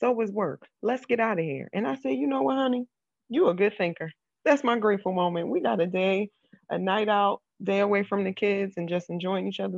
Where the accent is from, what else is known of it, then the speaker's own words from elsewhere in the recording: Philadelphia, Pennsylvania, United States; I'm from Philly